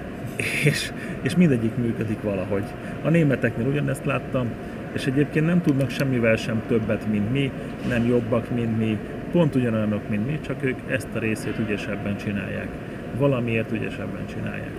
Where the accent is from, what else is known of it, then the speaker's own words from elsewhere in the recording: Hungary; mi magyarok vagyunk